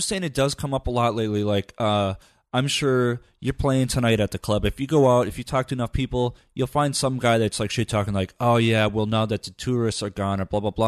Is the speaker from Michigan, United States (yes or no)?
yes; Upper Michigan, United States; I grew up in Upper Michigan